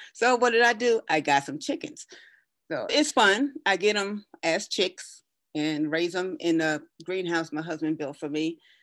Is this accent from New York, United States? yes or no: yes; Brooklyn, New York, United States; moved away as an adult; now in Colorado, United States; I was born and raised in Brooklyn, New York